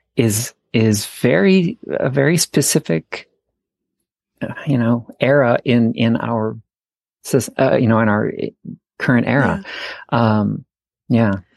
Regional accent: St. Paul, Minnesota, United States; moved away as an adult; also born or lived in Santa Fe / Portland, Oregon / New York / Salt Lake City; I grew up in St. Paul

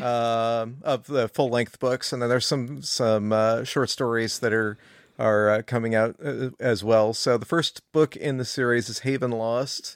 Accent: California, United States; moved away; I'm from California initially

